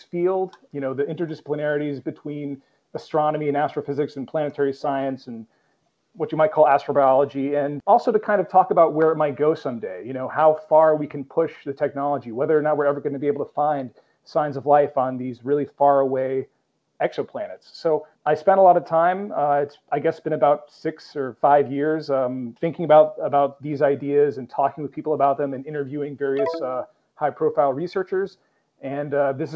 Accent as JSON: {"language": "English", "town": "New York City", "region": "New York", "country": "United States", "tie": "born or raised there", "said": "my hometown, my little neighborhood of Astoria, Queens"}